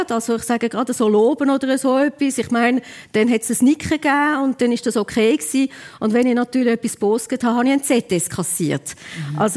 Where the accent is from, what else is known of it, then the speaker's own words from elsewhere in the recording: Alpnach, Obwalden, Switzerland; wir sind ja in Alpnach aufgewachsen und ich habe ihn viel begleitet.